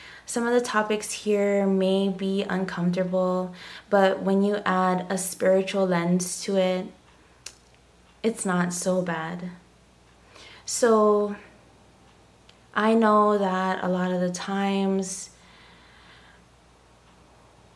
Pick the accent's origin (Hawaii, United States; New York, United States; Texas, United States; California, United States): Hawaii, United States; I am from Hawaii, born and raised, and I am of Hawaiian ancestry.